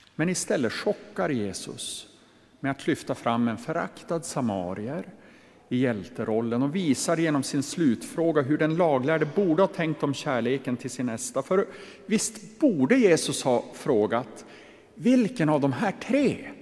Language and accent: Swedish; inland Västerbotten, Västerbotten County, Sweden; Jag är ju uppvuxen i Västerbottens inland